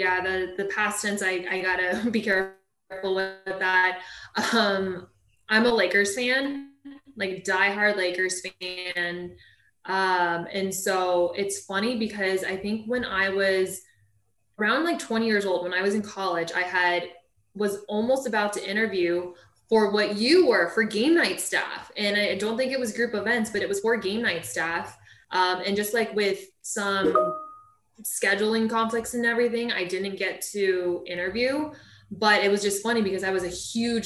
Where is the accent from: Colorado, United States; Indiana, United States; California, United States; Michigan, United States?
California, United States; Huntington Beach; I was born and raised in Orange County, California, Huntington Beach